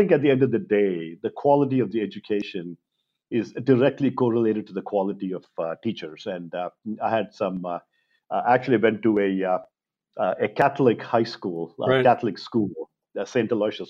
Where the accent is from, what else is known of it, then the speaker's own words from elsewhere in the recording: Mangalore, Karnataka, India; moved away; I grew up in Mangalore in India. It's a little town by the coast, the Arabian Sea coast of India.